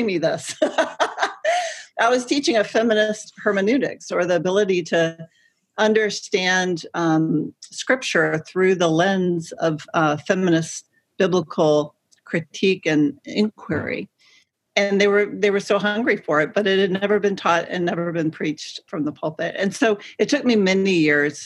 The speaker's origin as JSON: {"language": "English", "region": "Deep South", "country": "United States", "tie": "born or raised there", "said": "growing up in the Deep South in the 80s"}